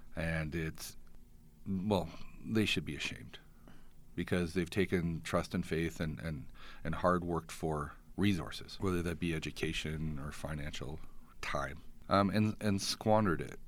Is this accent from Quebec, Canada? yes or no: no; Edmonton, Alberta, Canada; now in Calgary, Canada; I grew up in Edmonton